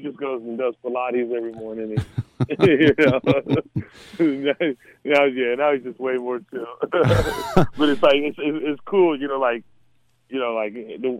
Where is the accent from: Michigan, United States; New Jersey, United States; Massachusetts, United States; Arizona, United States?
Arizona, United States; Mesa; I mean, so you got to create your own fun, you know. So, because, I mean, it's the desert.